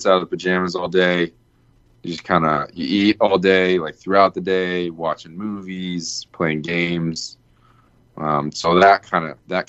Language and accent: English; United States; we're American